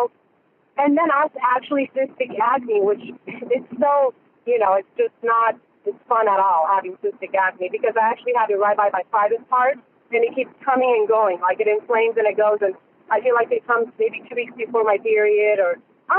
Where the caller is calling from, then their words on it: Orange County, California, United States; I'm calling you from Orange County, California.